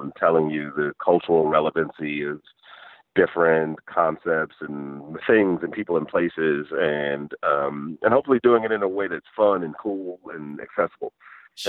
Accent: Michigan, United States; I grew up in Michigan and then worked in engineering

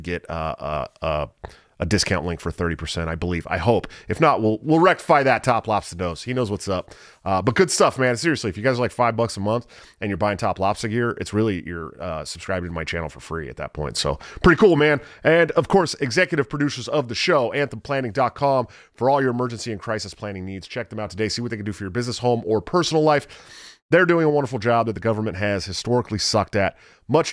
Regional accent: Oakland, California, United States; I'm from the Oakland, San Francisco Bay Area

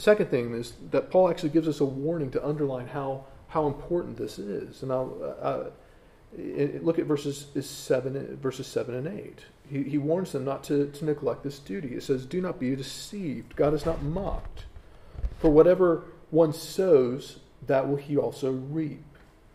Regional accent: United States; moved away as an adult; now in England; I know I'm an American talking to English people, and I'm half American because I've got my British citizenship now

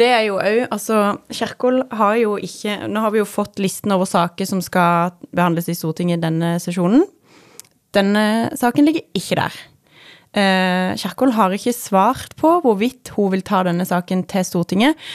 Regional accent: Sørlandet, Norway; som sørlending

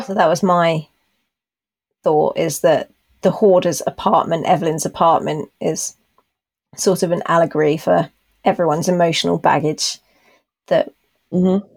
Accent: United Kingdom; accent: BBC; my BBC accent

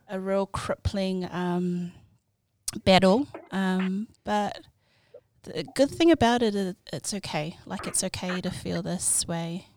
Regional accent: Auckland, New Zealand; also born or lived in Samoa; I was born in Samoa but moved here when I was 18 months old. So I'm born and bred pretty much in South Auckland

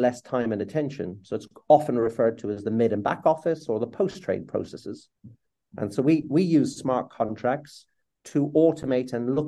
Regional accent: Ireland; as an Irishman

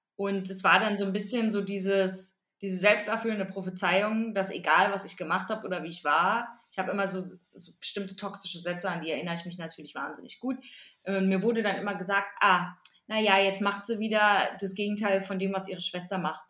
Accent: East Germany, Germany

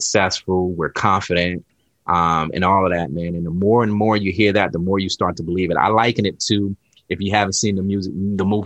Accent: South Carolina, United States; I grew up in South Carolina

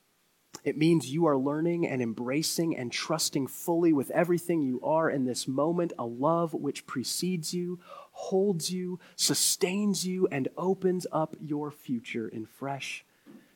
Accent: Crestwood, Kentucky, United States; I grew up in the Church of the Nazarene, a small church, about 20 or 30 people elementary school cafeteria in Crestwood, Kentucky.

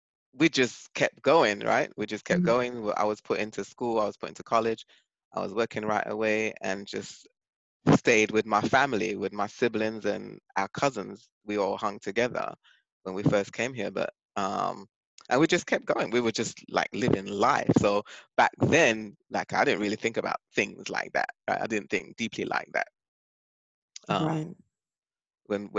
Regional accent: England, United Kingdom; moved away as an adult; now in Bronx, United States; I was born and raised in England until I came to the States.

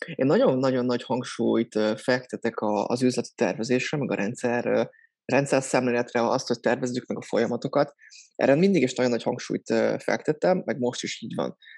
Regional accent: Soltvadkert, Bács-Kiskun, Hungary; moved away as an adult; now in Budapest, Hungary; Soltatkertről származom, ez Bácskiskó megyében egy kisváros. Pesten élek, hát gyakorlatilag az egyetem óta

